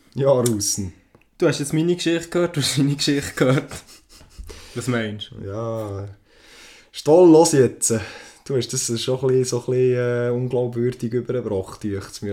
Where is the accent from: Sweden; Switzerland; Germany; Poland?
Switzerland; bei uns in der Schweiz